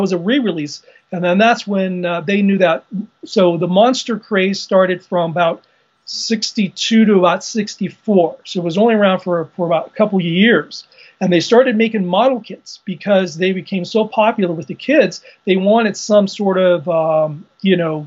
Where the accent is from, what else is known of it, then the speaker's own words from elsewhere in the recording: Colorado, United States; moved away as an adult; So I moved back to Colorado, which is my home state. I was actually born and raised here